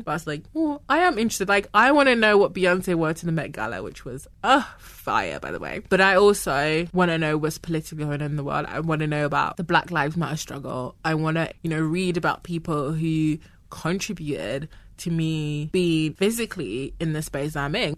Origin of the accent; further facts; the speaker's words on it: Ghana; moved away; I was born in Ghana. I grew up in Ghana.